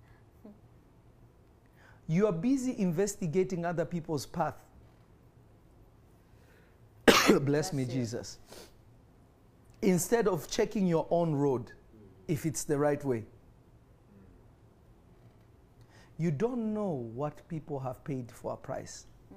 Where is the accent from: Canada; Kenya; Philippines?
Kenya; moved away; When I was growing up in Kenya, and obviously my father is from the Congo, my mother is an Iranian